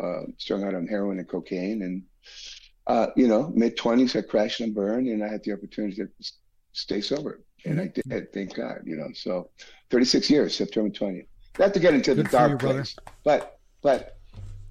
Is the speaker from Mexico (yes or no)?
yes; Mexico; now in Orange County, United States; I grew up in Mexico